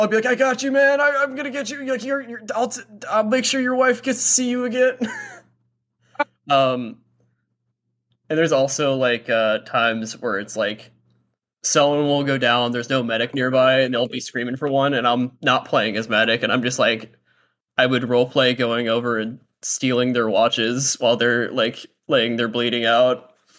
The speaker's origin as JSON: {"language": "English", "town": "Fort Walton Beach", "region": "Florida", "country": "United States", "said": "I'm, like, from, uh, like, Fort Walton"}